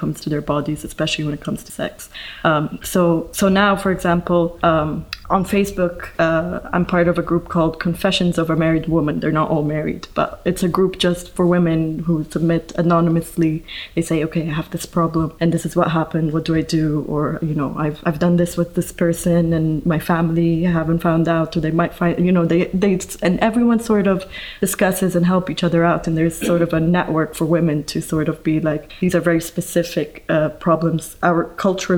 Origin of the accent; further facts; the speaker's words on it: Egypt; I'm from Egypt